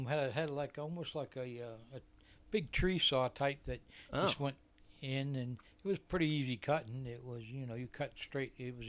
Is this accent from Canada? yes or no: no; Rochester, New Hampshire, United States; born there; Mm-hmm. I was born in Rochester.